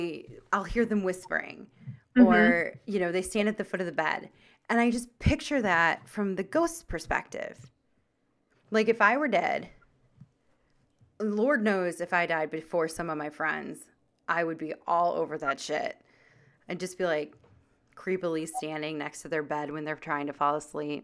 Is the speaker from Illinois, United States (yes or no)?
yes; Chicago, Illinois, United States; Cubs because we're from Chicago.